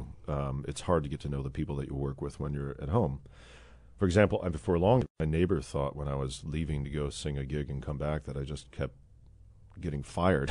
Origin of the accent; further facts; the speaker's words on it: Midwest, United States; I'm born and raised in the Midwest.